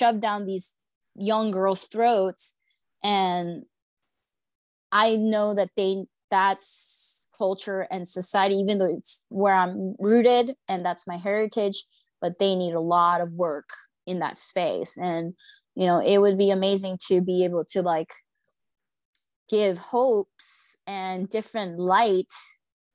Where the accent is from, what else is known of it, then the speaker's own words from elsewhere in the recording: United States; also born or lived in Seoul, South Korea; as a Korean American, it's really interesting, because me growing up in America